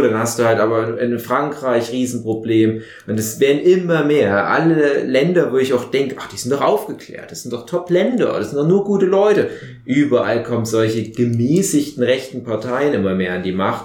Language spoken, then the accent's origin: German; Saxony, Germany; bei uns in Sachsen